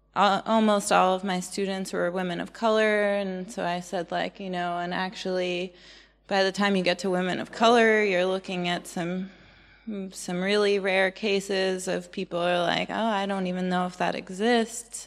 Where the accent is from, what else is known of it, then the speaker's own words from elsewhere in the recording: United States; moved away; also born or lived in Portland; I'm really American